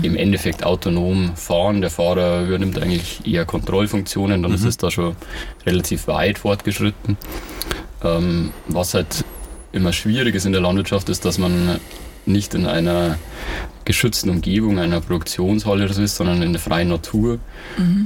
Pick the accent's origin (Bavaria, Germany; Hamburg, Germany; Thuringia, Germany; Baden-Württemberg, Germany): Bavaria, Germany; Ingolstadt; ich komme aus Ingolstadt, bin hier geboren und aufgewachsen